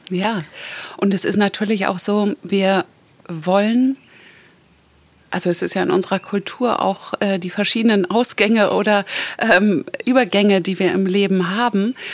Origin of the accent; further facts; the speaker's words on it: Kiel, Schleswig-Holstein, Germany; now in Mallorca, Spain; Und Kiel ist ja meine Heimat und eigentlich bin ich auf Mallorca seit zehn Jahren.